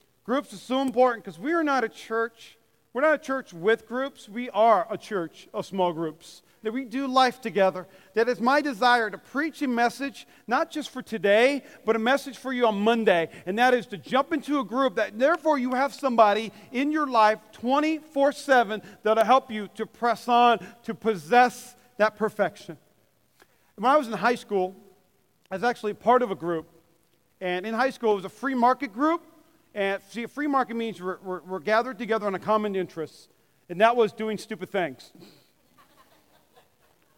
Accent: North Dakota, United States; I grew up in North Dakota where there's about, 20 feet of snow.

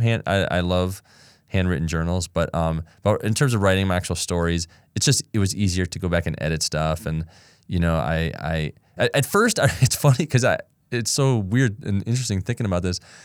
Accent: Ann Arbor, Michigan, United States; also born or lived in Los Angeles, California; I loved growing up there.

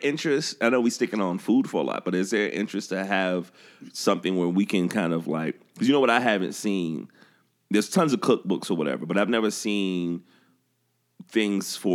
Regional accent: the South, United States; I'm growing up in the South

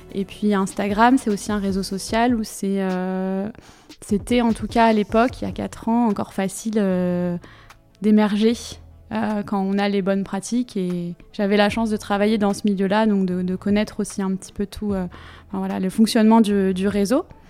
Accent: Finistère, Brittany, France; moved away as an adult; now in Nantes, France; je, viens du Finistère aussi

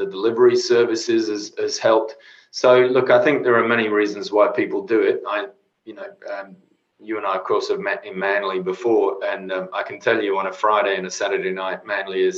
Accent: Cornwall, South West England, United Kingdom; now in Sydney, Australia; I grew up living, surfing, swimming in the ocean in Cornwall. And of course, I come here and I live in Sydney

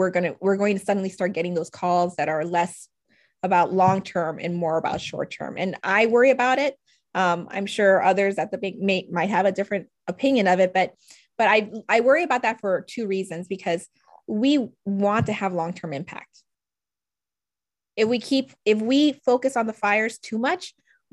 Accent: New Orleans, Louisiana, United States; moved away as an adult; also born or lived in Washington, D.C.; I'm originally from New Orleans, where there sort of the standing assumption was back then growing up, I'm either going to be an oil and gas lawyer or a doctor and stay and go to Tulane

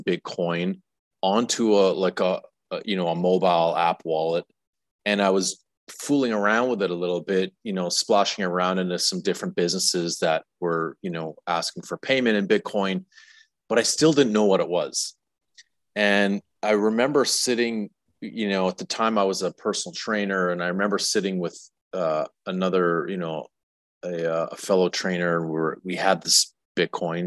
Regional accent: Alberta, Canada; moved away as an adult; also born or lived in Saskatchewan / Toronto; now in Tulum, Mexico; I'm a Saskatchewan native. I grew up in Alberta. I spent the last 20 years in Toronto

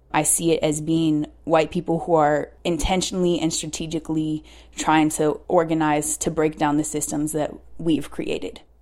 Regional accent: Seattle, Washington, United States; I am from Seattle, from South Seattle. I was born and raised there.

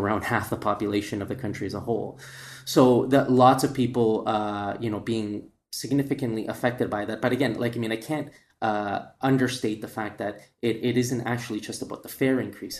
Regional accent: Valparaíso, Chile; moved away; also born or lived in Canada; That was in Valparaíso where my, where my, my, like, that's my hometown

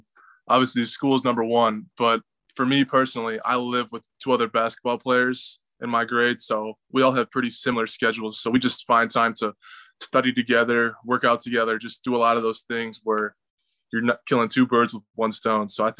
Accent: Wisconsin, United States; moved away as an adult; now in Kansas City, United States; I'm from Wisconsin

